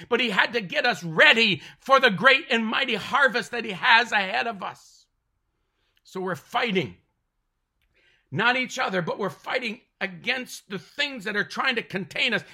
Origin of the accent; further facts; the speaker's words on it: Mohawk territory, Ontario, Canada; I'm from Canada, Ontario, born and raised on the Tallulah Mohawk territory